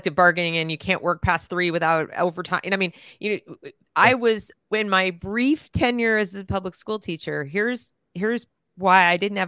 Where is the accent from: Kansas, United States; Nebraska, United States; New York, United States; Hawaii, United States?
New York, United States; New York City; also born or lived in New England; I grew up in the Northeast. I grew up in New York City and I went to schools